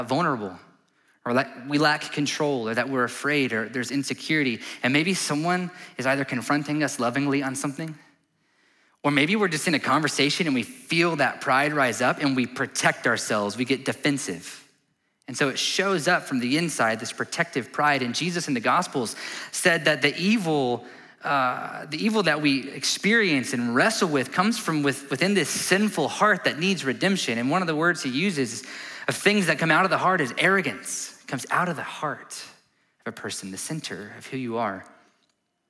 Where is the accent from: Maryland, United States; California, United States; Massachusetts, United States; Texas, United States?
Texas, United States; as Texans